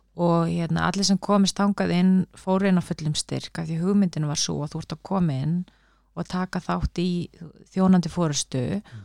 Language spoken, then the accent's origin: Icelandic; Reykjavík, Capital Region, Iceland; Ég er úr Reykjavík, ég er bara fættu uppálan Reykjavík